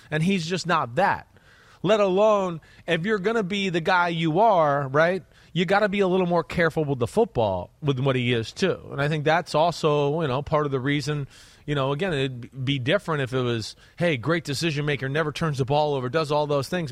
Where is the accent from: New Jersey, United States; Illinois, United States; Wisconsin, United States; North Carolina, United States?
New Jersey, United States; moved away; I'm from Jersey